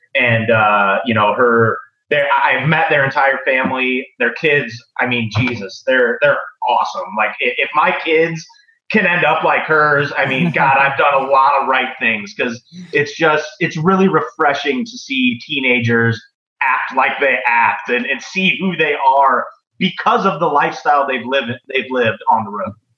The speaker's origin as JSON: {"language": "English", "region": "Midwest", "country": "United States", "said": "I'm from the Midwest."}